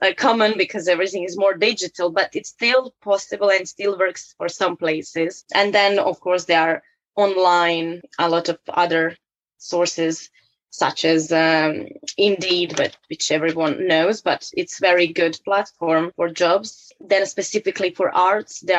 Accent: Croatia; moved away as an adult; now in England; I'm from Croatia. I've been living in England for 3.5 years now

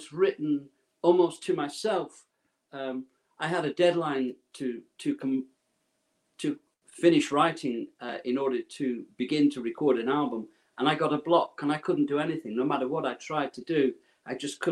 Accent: Preston, North West England, United Kingdom; I was born and raised in Preston, Lancashire, a cotton mill town.

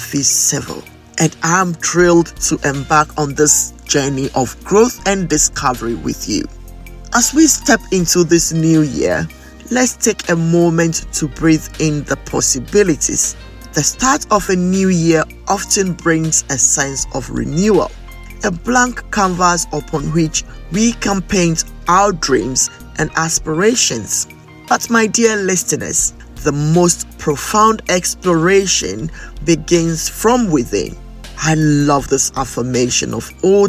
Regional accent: Ghana; moved away; I grew up in Ghana, where many people have little or no knowledge about dyslexia

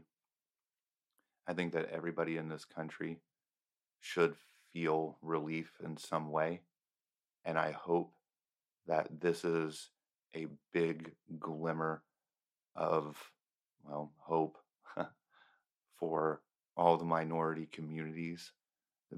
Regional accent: United States; I am an American

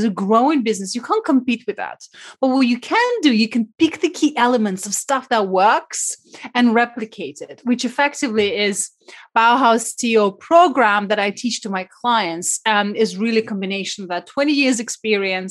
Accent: Siberia, Russia; moved away; I was brought up in Siberia during communism time.

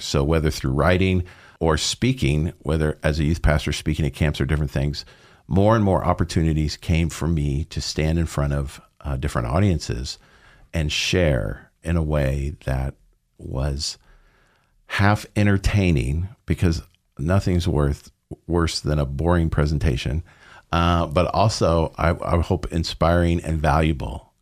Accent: Southern California, United States; moved away; I uh, grew up in Southern California

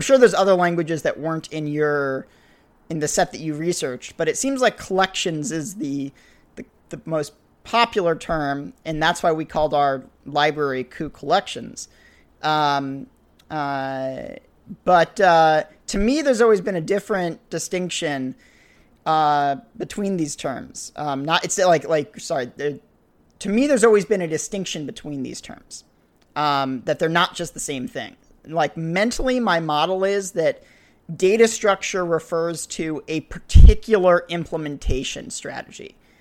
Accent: New England, United States; New England where I grew up

